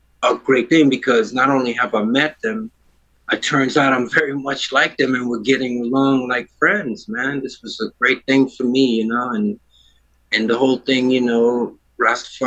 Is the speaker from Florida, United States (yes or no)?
no; New York City, New York, United States; born or raised there; also born or lived in Trinidad